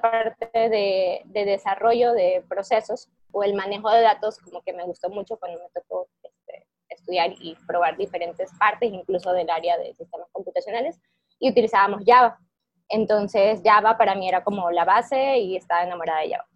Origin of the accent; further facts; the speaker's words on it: Ecuador; moved away as an adult; also born or lived in Monterrey, Mexico; yo soy de Ecuador y fui a estudiar mi carrera profesional a, México, al TEC de Monterrey